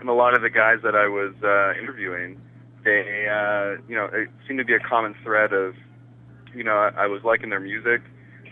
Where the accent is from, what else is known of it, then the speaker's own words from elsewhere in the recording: Canada; when people ask me, where are you from? And I'm like, Canada